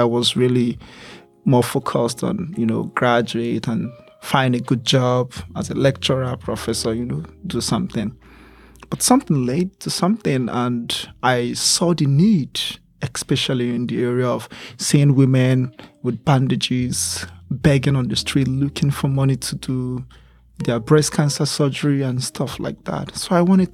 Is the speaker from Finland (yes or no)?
no; Talata Mafara, Zamfara, Nigeria; now in Abuja, Nigeria; I was born in a community known as Talata Mafara. And this town, it's a very small town in the northern, northeast of Nigeria